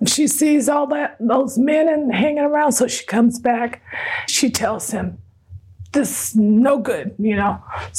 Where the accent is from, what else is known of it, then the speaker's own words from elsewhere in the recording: Seattle, Washington, United States; also born or lived in Yokohama, Japan; I was born in Yokohama, Japan. My mother was a war bride, and so we came to Seattle